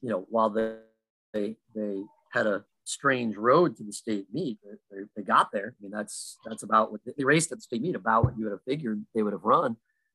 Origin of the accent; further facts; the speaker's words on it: Illinois, United States; I'm from Illinois